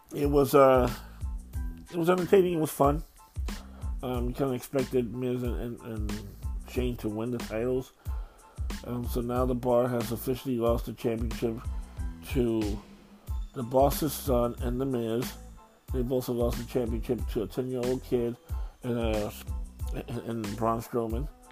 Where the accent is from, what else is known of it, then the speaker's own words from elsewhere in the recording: New York, United States; moved away; also born or lived in Florida / Texas; I'm from New York originally